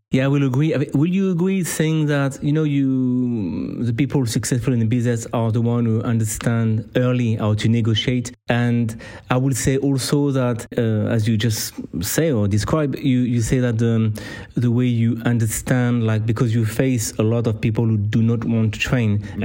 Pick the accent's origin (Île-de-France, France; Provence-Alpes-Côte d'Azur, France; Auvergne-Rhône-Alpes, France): Auvergne-Rhône-Alpes, France; Clermont-Ferrand; I'm from Clermont. Clermont got a rugby team.